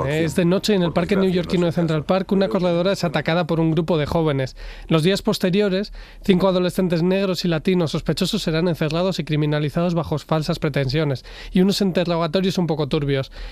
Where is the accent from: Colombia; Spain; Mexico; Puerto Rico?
Spain; Basque Country; yo crecí en el País Vasco en estos 90